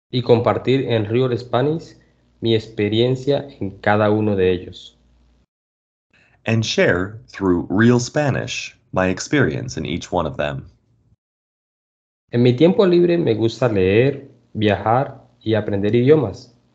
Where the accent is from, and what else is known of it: Colombia; born there